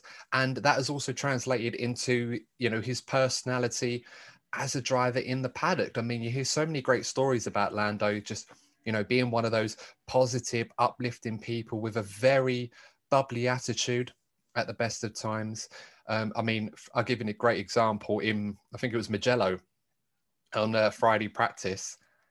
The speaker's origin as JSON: {"language": "English", "country": "United Kingdom", "said": "what will we have to look forward to as British fans of the sport"}